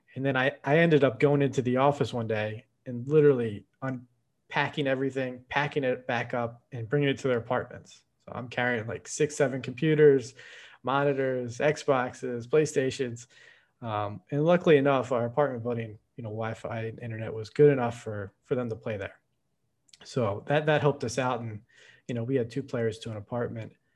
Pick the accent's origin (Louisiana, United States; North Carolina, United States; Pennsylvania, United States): Pennsylvania, United States; Philadelphia; moved away as an adult; now in Washington, D.C., United States; we're from Philadelphia, right outside of Philadelphia.